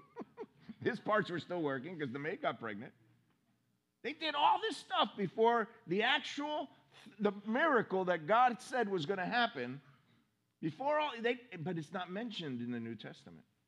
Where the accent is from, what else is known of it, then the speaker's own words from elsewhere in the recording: Miami, Florida, United States; now in Orange City, United States; I was raised in Miami